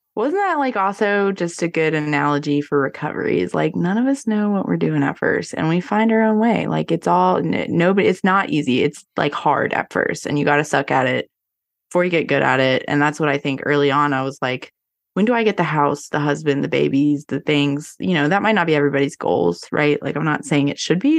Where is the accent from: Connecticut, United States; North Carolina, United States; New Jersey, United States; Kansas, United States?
North Carolina, United States; I'm born and raised in North Carolina